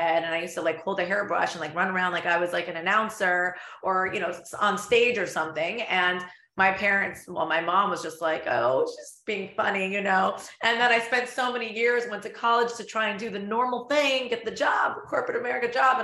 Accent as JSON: {"language": "English", "region": "Florida", "country": "United States", "tie": "born or raised there", "also_born_or_lived": "London, United Kingdom / Los Angeles / Spain", "said": "I moved to Florida when I was five."}